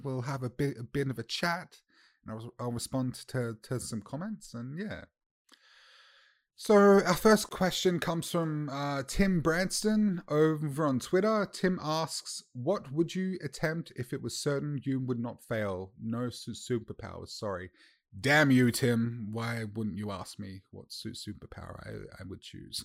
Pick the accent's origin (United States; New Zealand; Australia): Australia; as an Australian